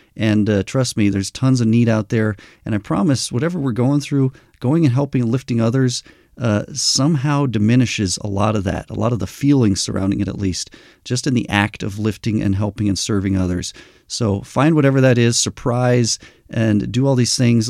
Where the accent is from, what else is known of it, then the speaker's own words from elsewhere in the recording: New Mexico, United States; I grew up in New Mexico